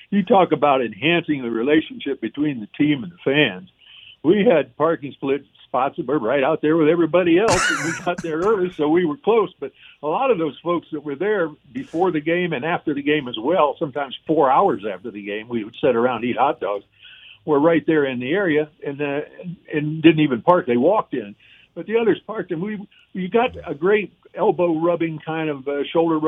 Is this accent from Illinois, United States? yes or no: no; Cleveland, Ohio, United States; moved away; I grew up in the Cleveland area